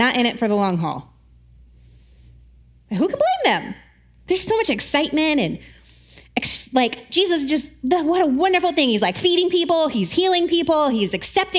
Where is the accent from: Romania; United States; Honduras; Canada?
United States; the South; I grew up in the South